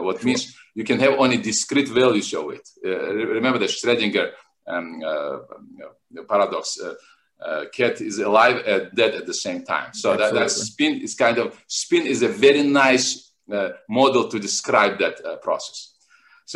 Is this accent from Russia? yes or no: yes; Makhachkala, Dagestan, Russia; also born or lived in Moscow; now in Miami, United States; I was born in Makhachkala in 1970. Makhachkala is a city in southern Russia, in North Caucasus.